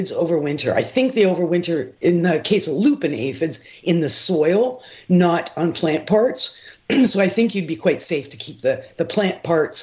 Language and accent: English; Toronto, Ontario, Canada; I actually grew up on a ravine in the Don Valley